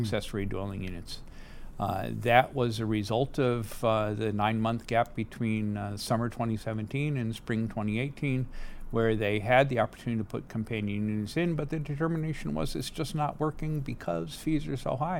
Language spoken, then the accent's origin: English; New England, United States; moved away as an adult; also born or lived in Boston / United Kingdom / Germany; now in San Diego, United States; I uh, had the opportunity to be born in New England.